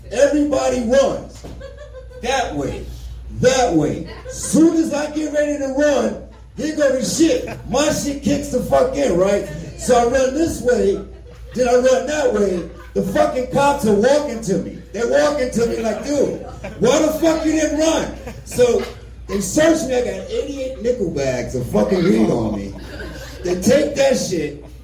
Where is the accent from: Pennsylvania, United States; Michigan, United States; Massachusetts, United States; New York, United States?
New York, United States; now in Colorado, United States; so I'm from New York originally. I've been in Colorado since